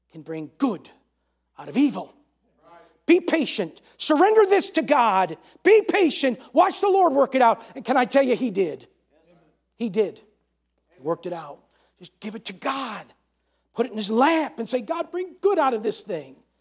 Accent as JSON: {"language": "English", "region": "New York", "country": "United States", "said": "I'm from New York"}